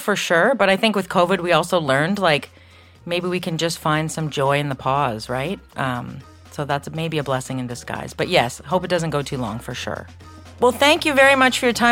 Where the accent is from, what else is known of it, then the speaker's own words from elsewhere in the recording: Canada; as Canadians